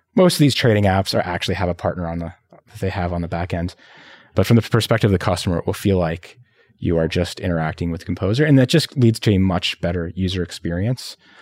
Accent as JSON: {"language": "English", "town": "Montreal", "region": "Quebec", "country": "Canada", "also_born_or_lived": "Philippines", "moved": "yes", "said": "I was coming from Montreal"}